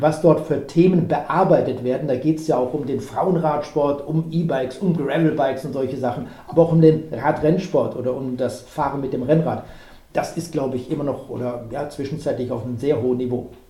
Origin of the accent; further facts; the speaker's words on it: Germany; also born or lived in Cologne area; wir Deutsche